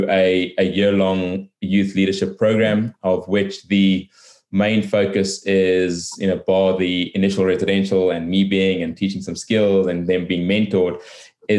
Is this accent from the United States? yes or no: no; South Africa; I am a South African